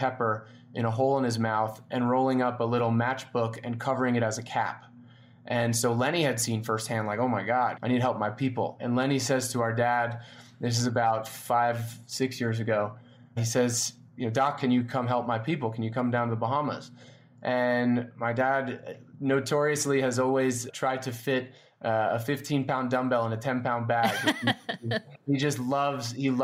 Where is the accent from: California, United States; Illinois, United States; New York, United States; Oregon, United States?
New York, United States; New York City; We grew up in New York City or outside of New York City